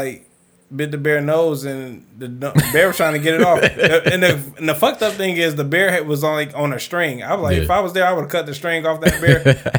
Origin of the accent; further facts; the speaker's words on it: Detroit, Michigan, United States; I'm from Detroit